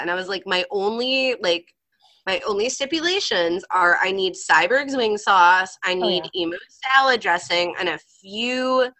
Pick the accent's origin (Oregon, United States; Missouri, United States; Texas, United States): Missouri, United States; St. Louis; moved away as an adult; now in Chicago, United States; while I am from St. Louis, you know, born and raised for 20 years, both of my parents are from the East Coast.